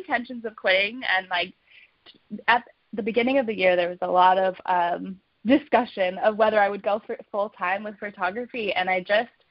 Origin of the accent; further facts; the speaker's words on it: Palm Springs, California, United States; moved away as an adult; also born or lived in Chicago, Illinois; now in Phoenix, United States; I'm born and raised in Palm Springs, California